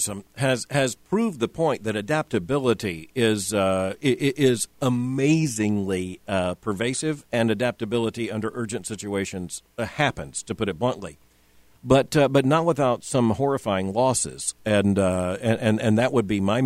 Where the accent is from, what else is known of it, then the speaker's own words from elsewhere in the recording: Fort Lauderdale, Florida, United States; moved away; I grew up in a community with a large Jewish population, and they had bar mitzvahs